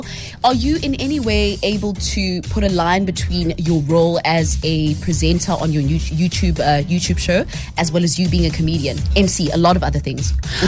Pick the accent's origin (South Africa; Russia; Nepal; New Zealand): South Africa; now in Cape Town, South Africa; I'm from the Val, which is like, what, a two-hour drive outside Bloem.